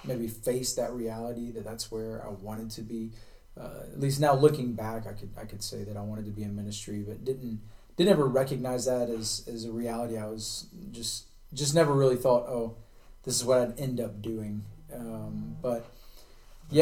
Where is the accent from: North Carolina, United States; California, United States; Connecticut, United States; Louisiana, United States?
North Carolina, United States; Charlotte; moved away; I'm from Charlotte, so not too far here from Yadkin County, and grew up here in North Carolina.